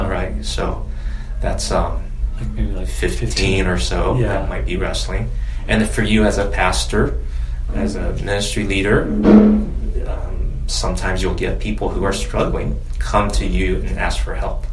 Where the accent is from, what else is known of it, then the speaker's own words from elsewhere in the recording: a small town in Virginia, United States; also born or lived in China; I'm Chinese American and came to the U.S. when I was eight. I'm the oldest of three boys, and we grew up in a small town in Virginia with 20,000 people